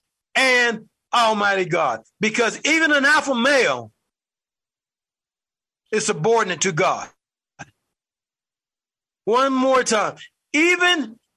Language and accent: English; United States; I'm an American who happened to live in the United States